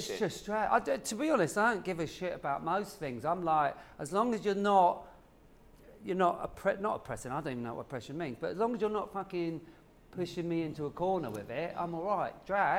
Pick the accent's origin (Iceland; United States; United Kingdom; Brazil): United Kingdom; Woking, South East England; I'm from Woking, which is below London. Yeah. I talk like this because I made this voice up. Again, I grew up on the council estate and it was all boys.